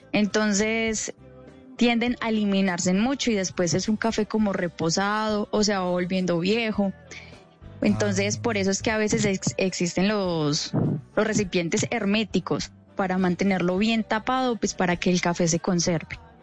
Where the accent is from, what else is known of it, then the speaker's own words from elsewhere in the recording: Salento, Quindío, Colombia; also born or lived in Salamina, Caldas; Pero yo soy caldense, yo soy de Salamina Caldas, pero me crié y me levanté en el Quindío, directamente desde Salento, Quindío.